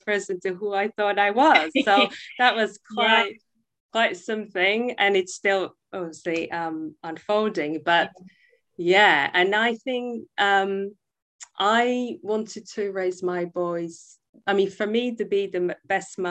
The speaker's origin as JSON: {"language": "English", "region": "Prague", "country": "Czechia", "tie": "born or raised there", "second_language": "English", "moved": "as an adult", "lives_now": "United Kingdom", "said": "I'm originally from the Czech Republic, from Prague. I spent half my life there, growing up in a wonderful family"}